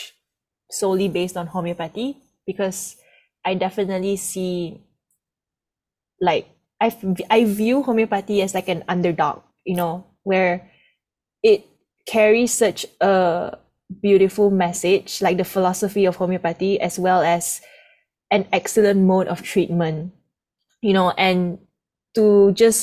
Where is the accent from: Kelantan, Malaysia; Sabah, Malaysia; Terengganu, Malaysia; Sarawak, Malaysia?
Sarawak, Malaysia; Kuching; now in Kuala Lumpur, Malaysia; I'm actually from a small island called Borneo. And in Borneo, there's this city called Kuching, Sarawak. So that's where I'm actually from.